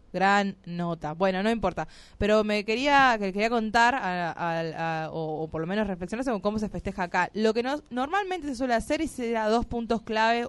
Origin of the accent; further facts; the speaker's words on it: Tucumán, Argentina; somos de acá de Tucumán